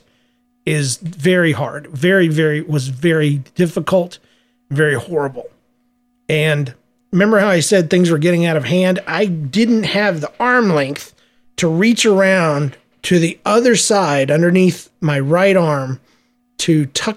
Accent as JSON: {"language": "English", "region": "Georgia", "country": "United States", "said": "I'm from Georgia. We don't like wearing shoes."}